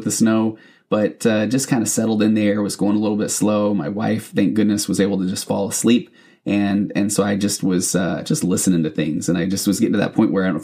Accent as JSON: {"language": "English", "region": "Utah", "country": "United States", "tie": "born or raised there", "moved": "as an adult", "said": "I grew up in Utah, but I haven't been back there or I haven't lived there in 20-something years"}